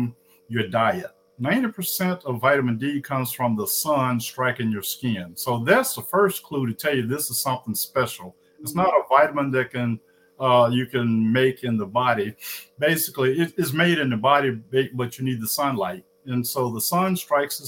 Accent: Indianola, Mississippi, United States; moved away as an adult; also born or lived in Atlanta, Georgia / Rochester, Minnesota; I'm originally from Indianola, Mississippi, the hometown of …

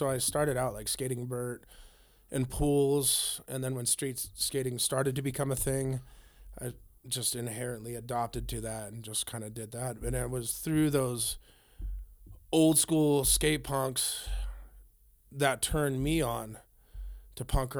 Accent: Grass Valley, California, United States; also born or lived in Auburn; Okay. Well, I was born in Auburn, California. I grew up as a child in Grass Valley in Nevada City. All my immediate family still lives down there.

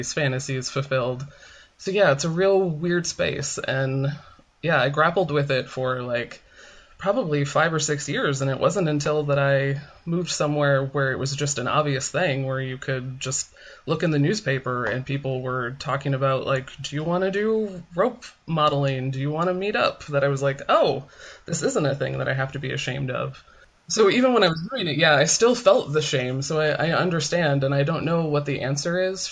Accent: Midwest, United States; moved away as an adult; now in Portland, United States; I grew up in the Midwest

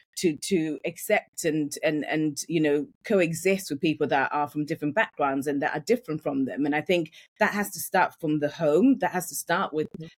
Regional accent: Yorkshire and the Humber, United Kingdom; accent: Yorkshire; moved away as an adult; now in London, United Kingdom; I grew up in Yorkshire. And when I moved from, from Yorkshire to London, I had a really, really strong Yorkshire accent

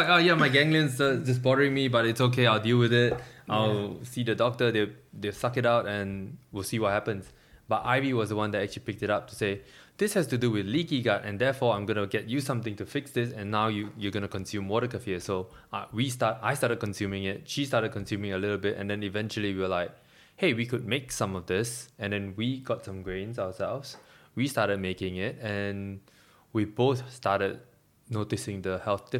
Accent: Malaysia; now in Melbourne, Australia

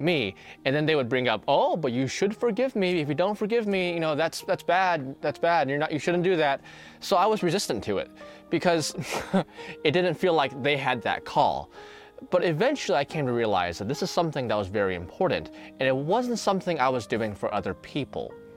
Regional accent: American Bible Belt, United States; I grew up in the American Bible Belt

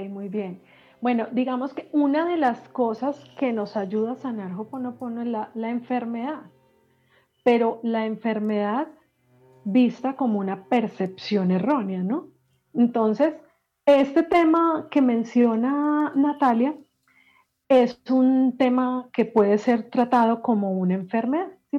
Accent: Medellín, Antioquia, Colombia; yo que soy paisa, soy de Medellín, y en Medellín

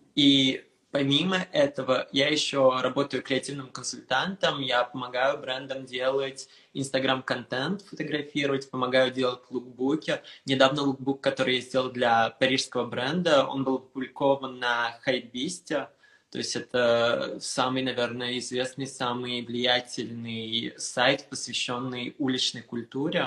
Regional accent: Moscow, Russia; also born or lived in Istanbul, Turkey; now in Paris, France; Я родился в Москве, я жил в Москве. Потом после Москвы мы переехали с мамой в Турцию

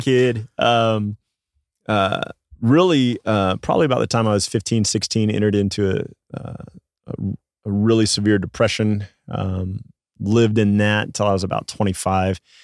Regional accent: Midland, Texas, United States; I grew up in Midland, Texas

